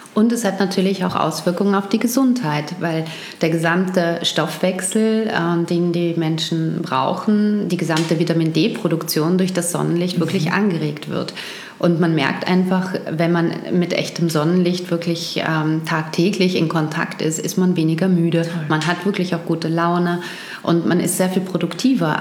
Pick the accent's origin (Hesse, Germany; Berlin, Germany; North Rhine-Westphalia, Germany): North Rhine-Westphalia, Germany; Wuppertal; also born or lived in Düsseldorf; now in Vienna, Austria; geboren bin ich in Wuppertal und dort bin ich aufgewachsen unter anderem und auch in Düsseldorf